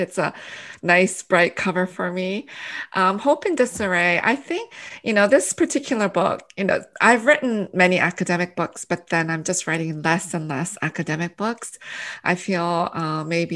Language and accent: English; Canada; English is a second language; moved away as an adult; also born or lived in Korea; now in United States; I was born in Korea, and then our family immigrated to Canada in 1975. And then, so I actually did my kindergarten all the way up to my PhD in Canada